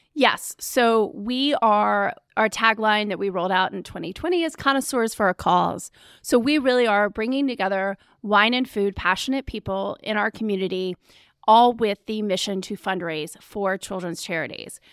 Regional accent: Charlotte, North Carolina, United States; also born or lived in New York City; I was born in Charlotte.

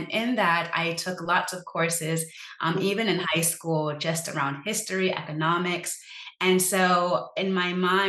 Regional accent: Sierra Leone; Because I'm from Sierra Leone, it's a country that was impacted by a 10-year civil war.

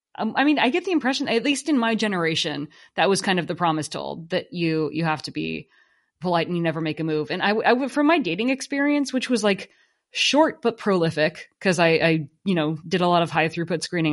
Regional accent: Silicon Valley, California, United States; where I grew up in Silicon Valley

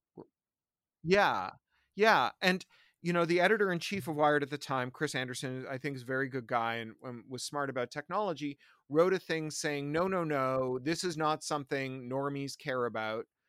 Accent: Toronto, Ontario, Canada; also born or lived in Central America / San Francisco / London; now in Burbank, United States; I, I grew up in Toronto. Uh, then I lived in Central America and San Francisco, then in London, became a British subject citizen. Uh, now I live just outside of Los Angeles in Burbank.

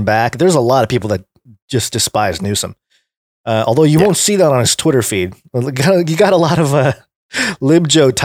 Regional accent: California, United States; now it's coming to my hometown, or my home state anyway

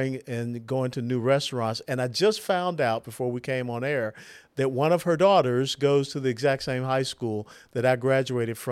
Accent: Atlanta, Georgia, United States; I was born and raised in Atlanta, Georgia, in the old 4th Ward neighborhood

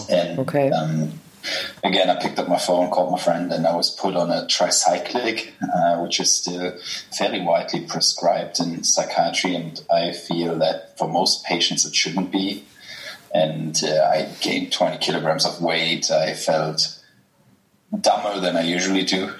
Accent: Germany; accent: German; English is a second language; I'm German, as people will ah. realize from my accent

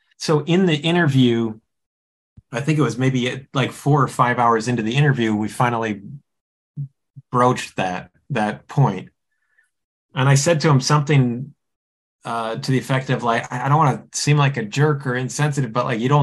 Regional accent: United States

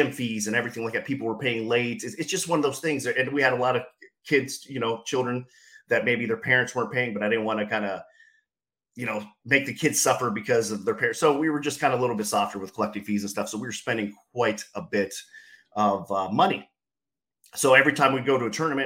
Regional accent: Canton, Ohio, United States; I'm from Canton, Ohio

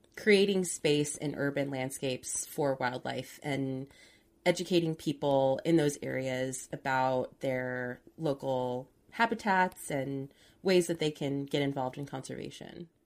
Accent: Southern California, United States; I'm from SoCal

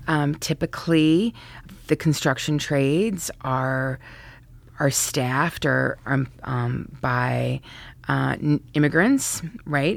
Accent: Santa Fe, New Mexico, United States; moved away as an adult; also born or lived in Colorado; now in Washington, D.C., United States; I was fortunate to grow up in Santa Fe, New Mexico

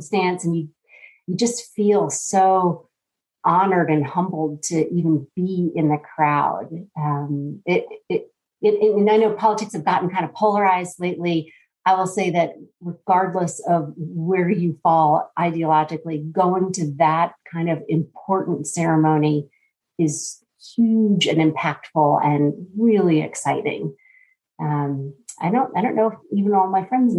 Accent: Northern Virginia, United States; moved away as an adult; also born or lived in Columbia, South Carolina; now in Atlanta, United States; I born and raised in Northern Virginia and then moved to South Carolina to go to college.

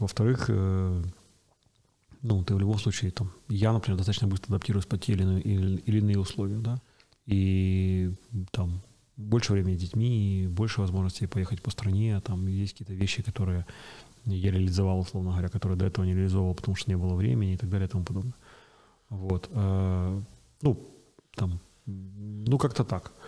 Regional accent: Kyiv, Ukraine; Родился и вырос на Печерске

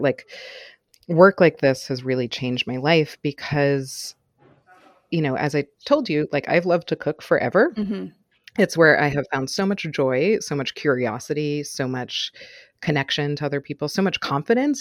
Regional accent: New York City, New York, United States; I grew up in Manhattan until I was about eight, and then my family moved to the suburbs, um, about half an hour outside of New York City

